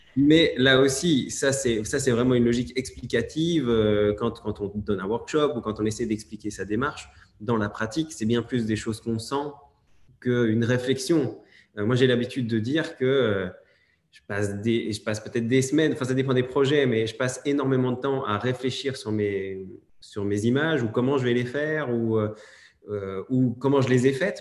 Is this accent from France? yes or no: no; Belgium; je suis belge